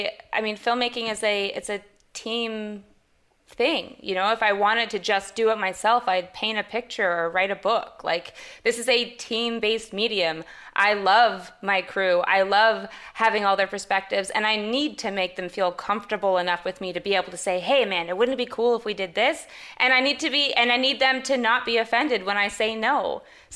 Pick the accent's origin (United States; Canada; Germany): Canada; I'm Canadian as well